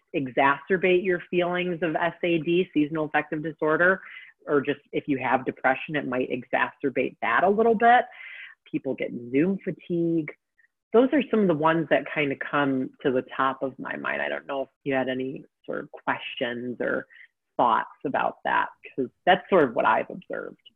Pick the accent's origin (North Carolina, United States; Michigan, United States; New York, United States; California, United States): Michigan, United States; Detroit; now in Texas, United States; my home state of Michigan. I don't live there currently, but I'm from Detroit